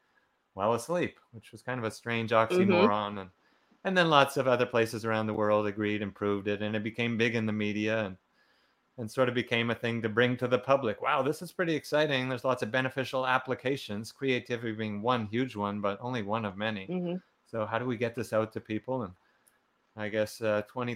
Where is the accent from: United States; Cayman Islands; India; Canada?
Canada; Quebec; I'm from Canada. So in Quebec here, there wasn't too much in the way of like awakening or anything going on at that time.